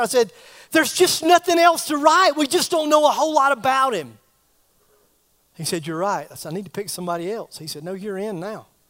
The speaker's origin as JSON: {"language": "English", "town": "Greer", "region": "South Carolina", "country": "United States", "said": "I'm from Greer"}